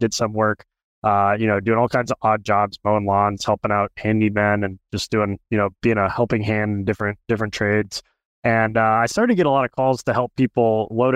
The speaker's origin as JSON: {"language": "English", "town": "Venice", "region": "Florida", "country": "United States", "tie": "born or raised there", "said": "Grew up in Venice, Florida. I was born and raised here in Florida"}